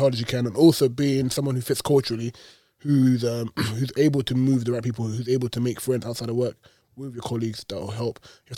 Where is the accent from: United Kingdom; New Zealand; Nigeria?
Nigeria; when I'm Nigerian, right?